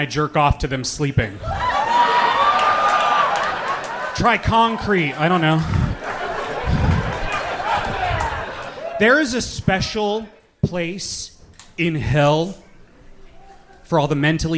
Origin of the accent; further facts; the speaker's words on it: Orlando, Florida, United States; I'm from Orlando.